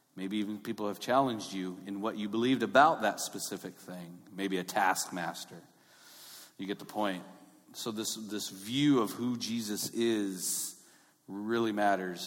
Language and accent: English; Long Beach, California, United States; I grew up in North Long Beach